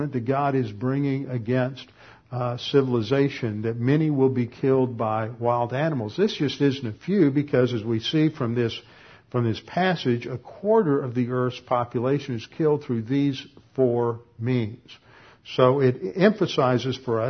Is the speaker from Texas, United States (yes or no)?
yes; Texas, United States; moved away; also born or lived in Connecticut; I'm a Texan